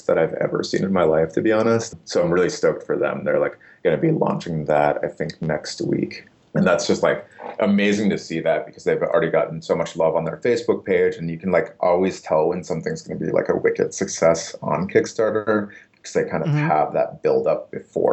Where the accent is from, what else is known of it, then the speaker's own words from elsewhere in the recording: Upper Michigan, United States; moved away as an adult; also born or lived in New Orleans; now in Brooklyn, United States; I grew up in a town of 3,000 people in Upper Michigan